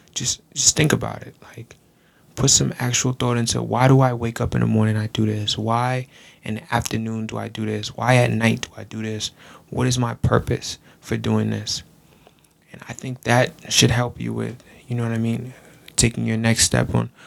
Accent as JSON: {"language": "English", "area": "Long Island", "region": "New York", "country": "United States", "said": "I'm from Long Island, New York"}